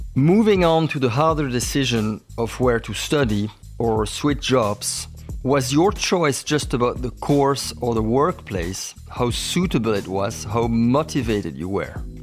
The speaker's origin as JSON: {"language": "English", "country": "Belgium", "said": "I'm from Belgium."}